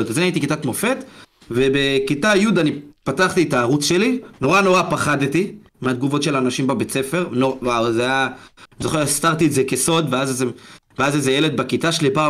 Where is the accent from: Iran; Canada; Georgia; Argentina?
Georgia; נולדתי עם ערכים, בכל זאת אני גרוזיני, אז יש לנו את הנימוסים הסובייטים וכאלה, אתה יודע.